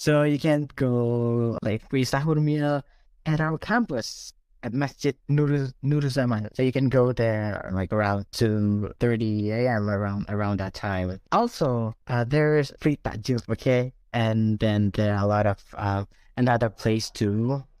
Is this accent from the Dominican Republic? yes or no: no; Padang, West Sumatra, Indonesia; Of course, I like food here, but I miss the food in my hometown too.